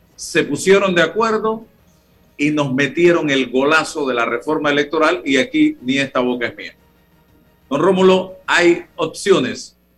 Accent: Chitré, Herrera, Panama; en mi tierra, Chitré

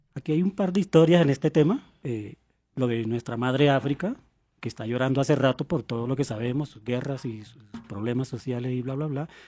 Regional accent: Turbaco, Bolívar, Colombia; yo vengo de Turbaco, Bolívar, un pueblito encallado en una colina a 10 kilómetros de la inmóvil ciudad de Cartagena.

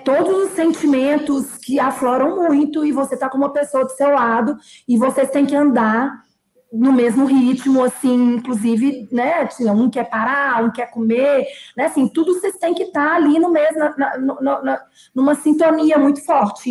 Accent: Belo Horizonte, Minas Gerais, Brazil; now in São Paulo, Brazil; eu sou mineira de Belo Horizonte. É, eu moro em São Paulo

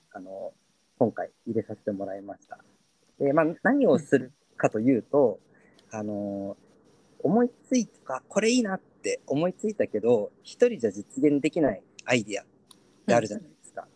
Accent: Asahikawa, Hokkaido, Japan; now in Yokohama, Japan; 地元が北海道の旭川で

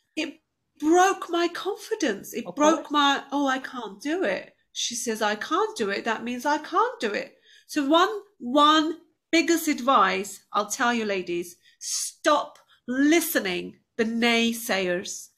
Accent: Turkey; moved away as an adult; now in United Kingdom; I was quite an outgoing girl growing up in Turkey

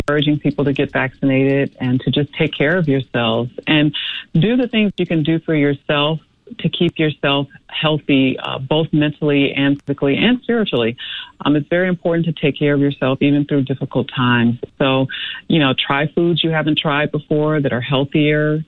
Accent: Chicago, Illinois, United States; I grew up in Chicago and have lived in the south suburbs my uh, entire uh, married life

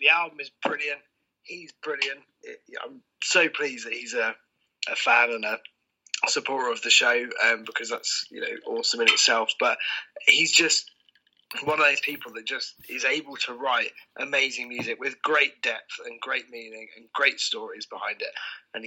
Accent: England, United Kingdom; also born or lived in Ireland (ancestry); I'm very proud to be English, because really I'm Irish in disguise. All my family's Irish

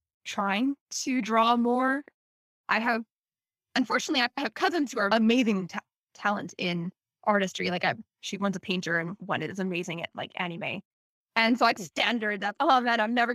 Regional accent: Canada; also born or lived in South Korea; I'm from Canada

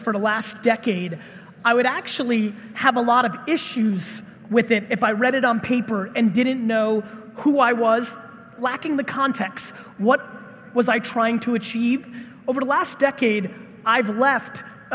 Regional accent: Russia; I was born in Russia

